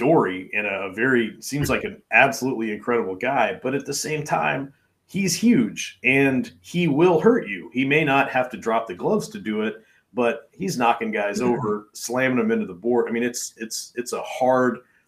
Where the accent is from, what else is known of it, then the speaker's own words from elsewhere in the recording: Kentucky, United States; my hometown in Kentucky, which has like 1,450.